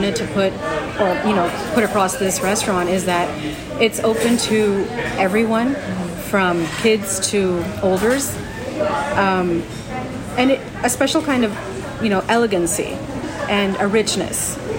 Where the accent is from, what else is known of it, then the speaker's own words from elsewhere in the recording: Houston, Texas, United States; So, the kids are born and brought up in Houston. Okay. My parents are from India.